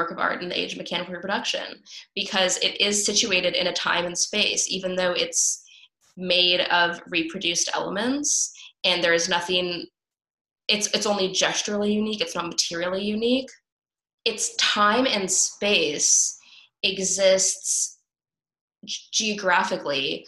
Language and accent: English; Los Angeles, California, United States; I'm from Los Angeles